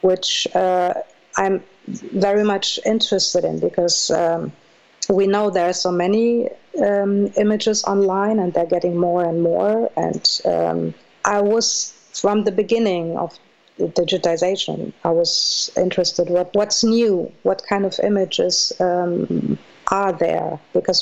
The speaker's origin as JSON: {"language": "English", "town": "Minden", "region": "North Rhine-Westphalia", "country": "Germany", "tie": "born or raised there", "also_born_or_lived": "Moscow, Russia / Leipzig, Germany", "second_language": "English", "moved": "as an adult", "said": "Yes, I grew up in Minden-Westfalen, which is close to Hanover, and I came there from Moscow with my mom."}